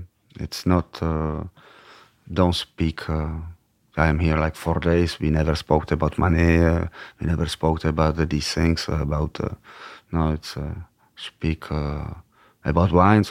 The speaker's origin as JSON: {"language": "English", "country": "Czechia", "second_language": "English", "lives_now": "France", "said": "because they didn't know from which galaxy it's the Czech Republic. So it was easier. Yeah. If I was Parisian from Paris, it would be much more difficult, I think."}